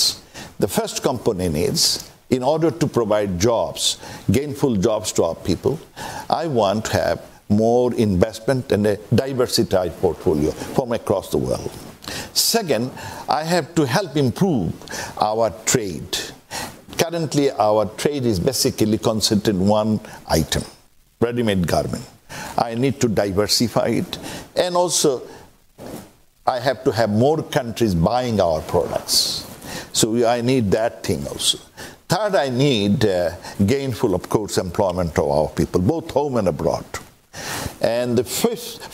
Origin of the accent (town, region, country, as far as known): Bangladesh